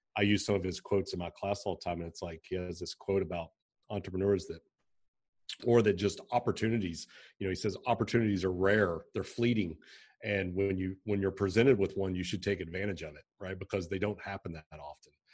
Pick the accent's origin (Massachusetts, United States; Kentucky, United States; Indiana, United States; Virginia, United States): Kentucky, United States; Pikeville; also born or lived in Lexington, Kentucky; I grew up in Kentucky, I grew up in Pikeville in eastern Kentucky